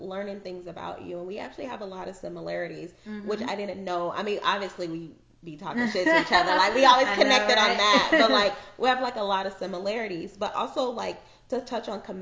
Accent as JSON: {"language": "English", "region": "Arizona", "country": "United States", "tie": "born or raised there", "said": "I grew up in Arizona"}